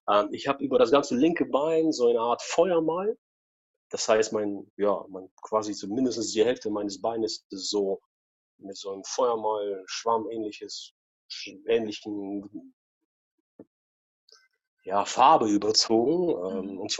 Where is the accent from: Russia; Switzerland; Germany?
Russia; Ich bin auch früher, also genau, ich bin auch in Russland groß geboren, 79, ne, noch in den 70ern.